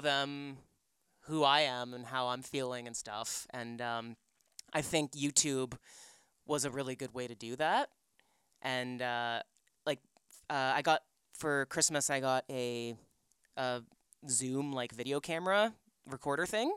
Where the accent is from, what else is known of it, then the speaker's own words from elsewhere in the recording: Markham, Ontario, Canada; also born or lived in Scarborough, Toronto; I grew up in Markham.